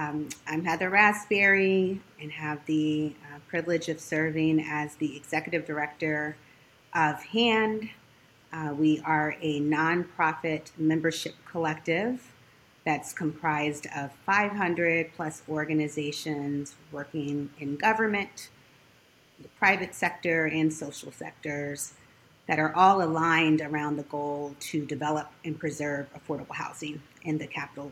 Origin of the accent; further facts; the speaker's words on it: Indiana, United States; moved away as an adult; also born or lived in Hampton, Virginia; now in Washington, D.C., United States; I'm originally from Indiana